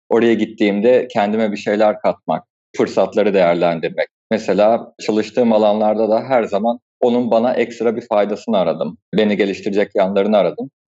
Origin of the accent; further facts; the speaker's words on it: Kastamonu, Turkey; born there; also born or lived in Anatolia; Ben aslında Kastamonu 1992 doğumluyum. Babamın mesleği sebebiyle Anadolu'nun birçok farklı şehrinde bulunarak büyüdüm.